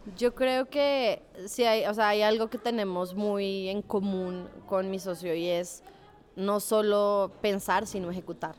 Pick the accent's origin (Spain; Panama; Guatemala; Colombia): Colombia; moved away as an adult; also born or lived in Chile; now in Mexico; soy colombiana, tengo 30 años. Eh, llevo dos años y medio viviendo en México